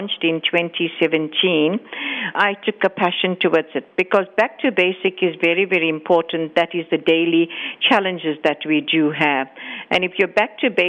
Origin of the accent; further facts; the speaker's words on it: KwaDukuza, KwaZulu-Natal, South Africa; born and brought up in KwaDukuza and living with the community for the years